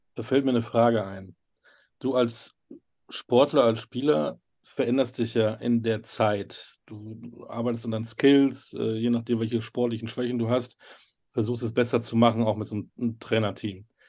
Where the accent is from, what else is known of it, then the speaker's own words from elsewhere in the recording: North Rhine-Westphalia, Germany; ich bin Westfale